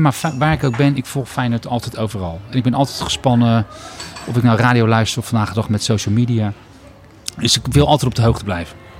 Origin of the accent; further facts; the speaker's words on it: Rotterdam, South Holland, Netherlands; Rotterdammer in hart en nieren